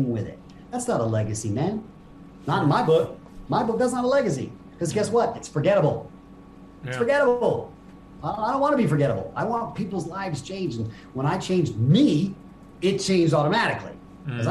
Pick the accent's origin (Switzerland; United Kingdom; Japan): Japan; I grew up in Japan